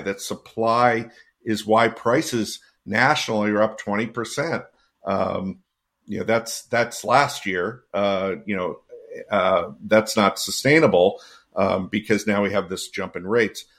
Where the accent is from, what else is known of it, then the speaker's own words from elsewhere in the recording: Connecticut, United States; my hometown in Connecticut